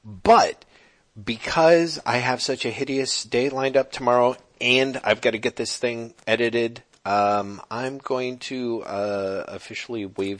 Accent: United States; I'm an American guy

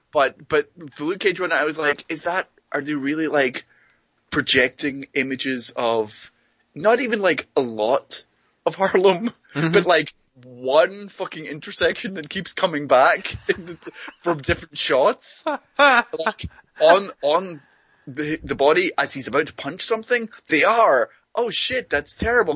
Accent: Greenock, Scotland, United Kingdom; moved away; my hometown

